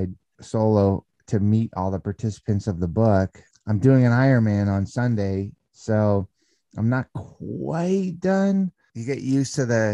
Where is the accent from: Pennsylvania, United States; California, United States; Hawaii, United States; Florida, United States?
California, United States; San Fernando Valley; I grew up in the San Fernando Valley of California